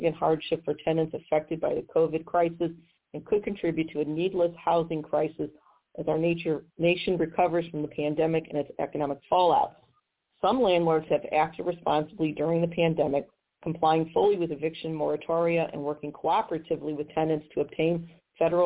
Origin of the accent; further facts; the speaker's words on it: Missouri, United States; my home state of Missouri